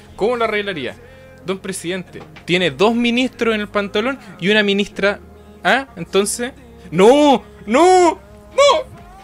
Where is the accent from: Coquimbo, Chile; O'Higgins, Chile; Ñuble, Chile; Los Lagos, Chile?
Coquimbo, Chile; nosotros somos de Coquimbo